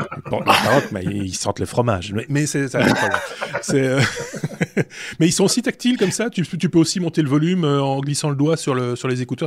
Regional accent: Belgium; on en, a de plus en plus chez nous en Belgique

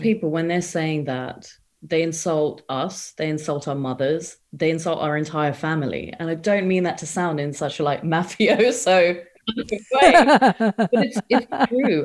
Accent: England, United Kingdom; also born or lived in India; So I was born in England. And then when I was about seven years old, my parents decided that it would be a really good idea to relocate back to India

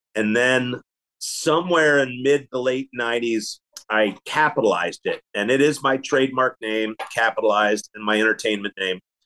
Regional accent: Philadelphia, Pennsylvania, United States; now in Kansas City, United States; I came out to Kansas City from Philadelphia. I grew up in Philly

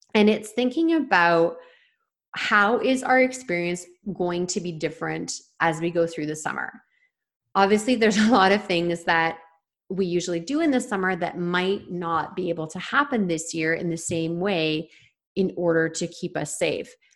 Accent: Toronto, Ontario, Canada; now in Vancouver Island, Canada; I'm from the Toronto area

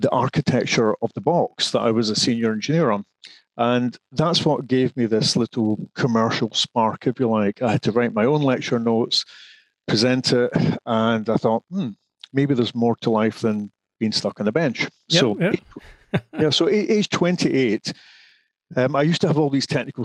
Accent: Scotland, United Kingdom; moved away as an adult; also born or lived in Glasgow / Edinburgh; now in England; I'm originally Scottish

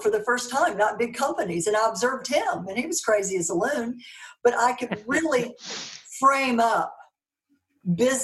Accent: Mississippi, United States; accent: Southern; moved away; also born or lived in Dallas, Texas / Europe; I'm from Mississippi, working class family.

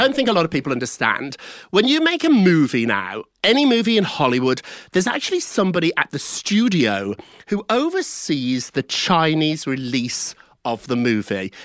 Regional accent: United Kingdom; I'm British

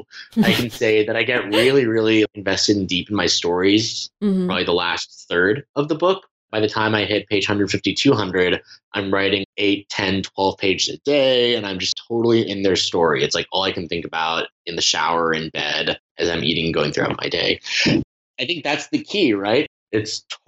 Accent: United States; I am just as American as I am Iranian, if not more, because those have been my surroundings for 25 years

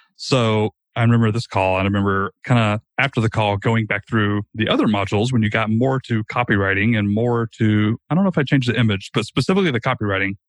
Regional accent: Rome, Georgia, United States; a very, very small startup here in my hometown of Rome, Georgia

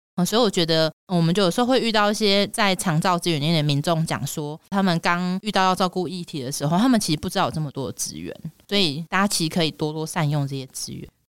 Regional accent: Taiwan; 我们台湾人或是亚洲人

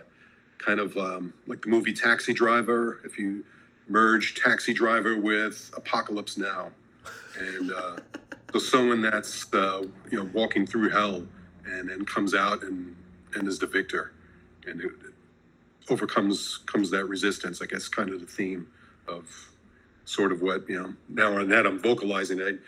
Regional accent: New York City, New York, United States; now in Los Angeles, United States; growing up in New York City and then now

